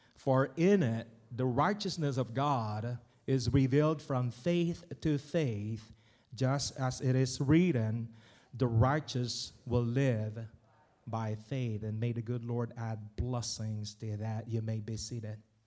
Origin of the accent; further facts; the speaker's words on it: Philippines; moved away; in my province, where I came from, where I was born, raised, and educated. The Philippines.